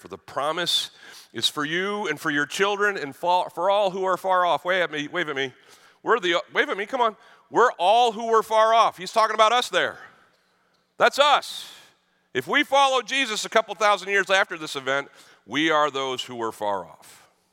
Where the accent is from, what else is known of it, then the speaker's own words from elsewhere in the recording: Boston, Massachusetts, United States; I grew up in Boston